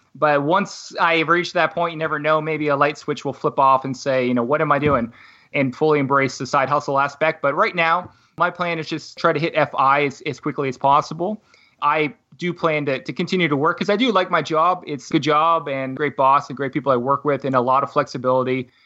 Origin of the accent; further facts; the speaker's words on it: Halifax, Nova Scotia, Canada; moved away; buy a house back in my hometown. So, I'm from Halifax, Nova Scotia originally